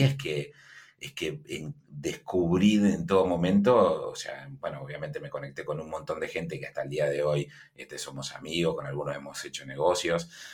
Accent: Uruguay

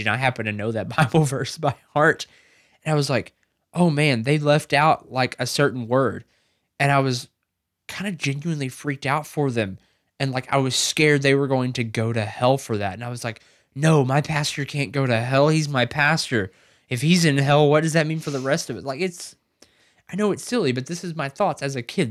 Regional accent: the South, United States; I was raised in the South.

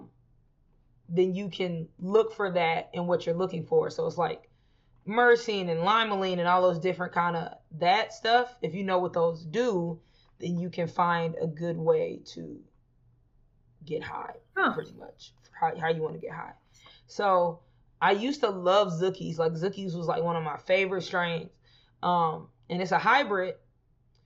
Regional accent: Houston, Texas, United States; now in Los Angeles, United States; I'm from Houston, where everybody got a gun

